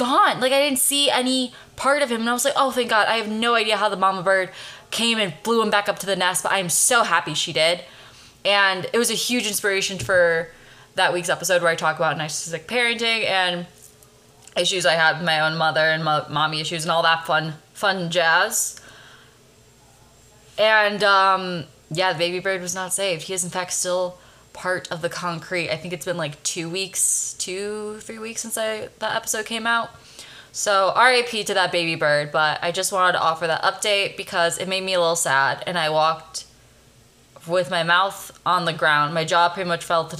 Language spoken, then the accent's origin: English; Chicago, Illinois, United States; now in Los Angeles, United States; I'm from Chicago originally